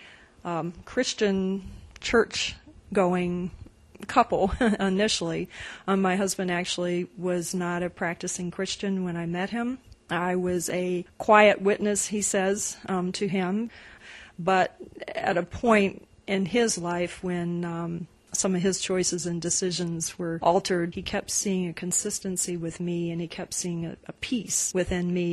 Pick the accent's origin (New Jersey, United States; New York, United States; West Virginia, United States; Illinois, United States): West Virginia, United States; I grew up in West Virginia